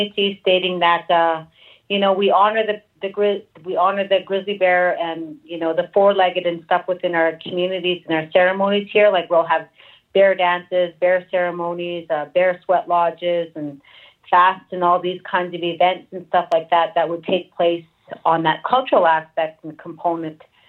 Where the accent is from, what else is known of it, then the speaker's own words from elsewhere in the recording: Lillooet, British Columbia, Canada; I'm from the Central Ontario, British Columbia, the small town called Lillooet